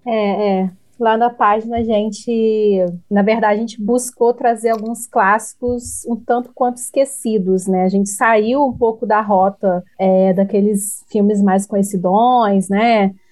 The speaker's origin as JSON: {"language": "Portuguese", "region": "interior of Rio de Janeiro", "country": "Brazil", "said": "nós somos do interior do Rio de Janeiro"}